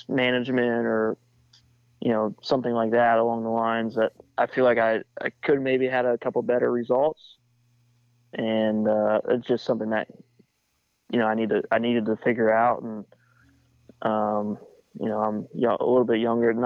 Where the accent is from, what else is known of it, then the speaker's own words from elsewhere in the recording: Pennsylvania, United States; I grew up in Pennsylvania